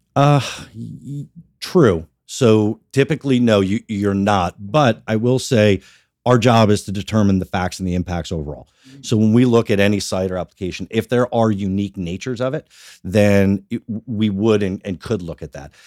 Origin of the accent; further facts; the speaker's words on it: Sparta, New Jersey, United States; also born or lived in Washington, D.C. / Northern Virginia / South Florida; I grew up in Sparta, so born and bred in Sparta, spent most of, uh, our, my life and, uh, certainly my childhood.